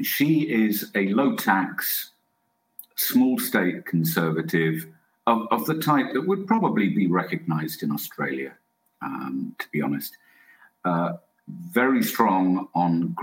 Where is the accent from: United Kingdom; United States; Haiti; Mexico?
United Kingdom; England; I'm English